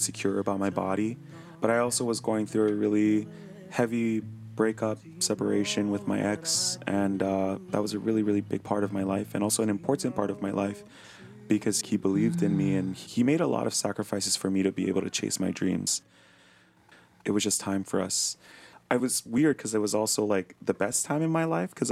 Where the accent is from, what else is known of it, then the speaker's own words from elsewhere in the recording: Hawaii, United States; growing up in Hawaii as a Hawaiian